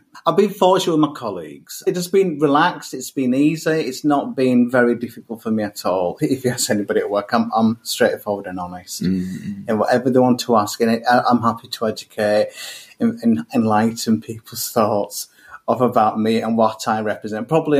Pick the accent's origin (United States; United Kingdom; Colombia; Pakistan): Pakistan; So, yeah, I am gay. I am Pakistani. I'm Muslim.